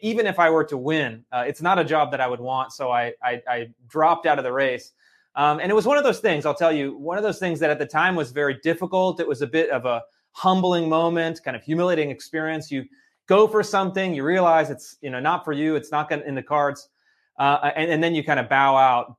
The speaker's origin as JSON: {"language": "English", "town": "Sacramento", "region": "California", "country": "United States", "tie": "born or raised there", "said": "I grew up in Sacramento, California"}